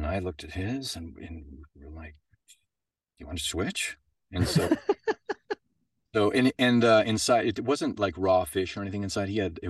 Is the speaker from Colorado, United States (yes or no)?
yes; Boulder, Colorado, United States; also born or lived in Denver; We moved to, I was born in Denver, but then we moved to Boulder because he had a job with Pacific Bell